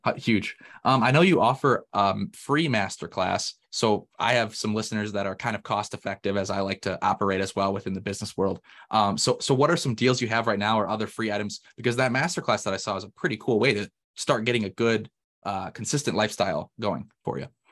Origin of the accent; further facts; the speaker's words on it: Michigan, United States; moved away; also born or lived in Indiana; I'm actually from Michigan originally